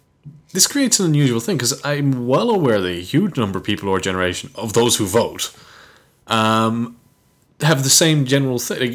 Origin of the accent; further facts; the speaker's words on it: Ennis, Munster, Ireland; moved away as an adult; now in Galway, Ireland; I didn't leave Ennis because, like, I don't like Ennis or I don't identify with Clare people at all. I mean, lived there most of my life.